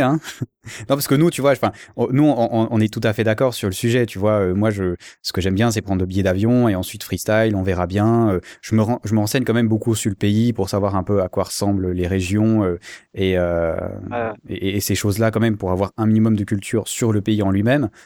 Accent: Switzerland; en tant que Suisse

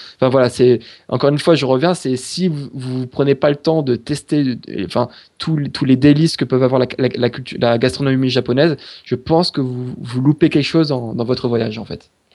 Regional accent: France; on est français

